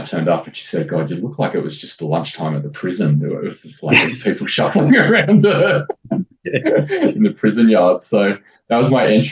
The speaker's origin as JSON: {"language": "English", "town": "Sydney", "region": "New South Wales", "country": "Australia", "tie": "born or raised there", "said": "I grew up in St. Ives in Sydney and right next to Ku-ring-gai National Park."}